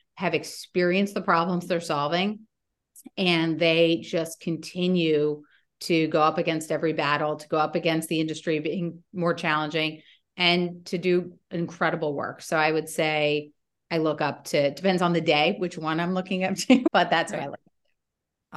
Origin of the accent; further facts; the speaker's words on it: Washington, District of Columbia, United States; also born or lived in Stanford, California / Europe; I grew up in Washington, D.C.